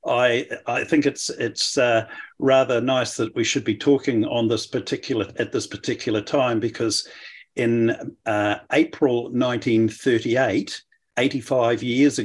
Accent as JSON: {"language": "English", "country": "New Zealand", "tie": "born or raised there", "moved": "as an adult", "lives_now": "Melbourne, Australia", "said": "I'm a New Zealander by birth, and I lived in New Zealand until 20 years ago when I moved to Australia."}